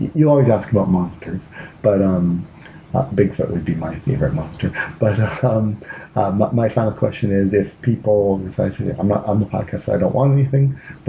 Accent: Canada; moved away; also born or lived in Seattle; I like to think that Canadians, or me and all the Canadians I know, that we sound like American TV movie, like that American TV movie accent. But I did find living in Seattle

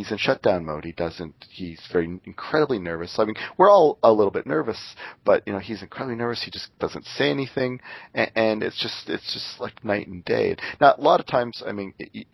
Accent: Canada; moved away as an adult; also born or lived in Seattle; I'm Canadian

